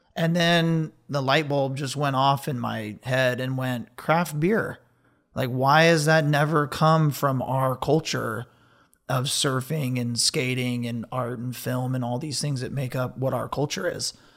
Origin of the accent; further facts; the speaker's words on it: Ventura, California, United States; I was born and raised in Ventura.